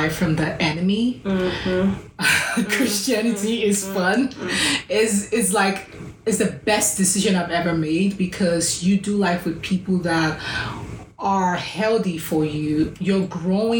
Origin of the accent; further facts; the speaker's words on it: Lagos, Nigeria; moved away as an adult; so I did my college in my hometown, Lagos, Nigeria